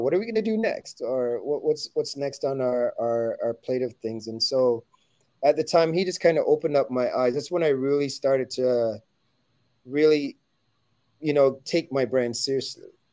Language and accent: English; Toronto, Ontario, Canada; we were we were from Toronto, Canada.